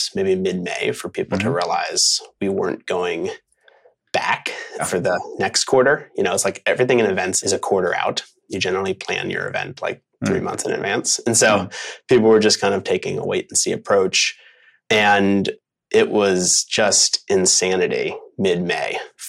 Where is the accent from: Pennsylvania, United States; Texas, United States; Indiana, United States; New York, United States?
Pennsylvania, United States; Philadelphia; moved away as an adult; also born or lived in Los Angeles / Portland, Oregon; I am a Philly guy. I grew up in Philadelphia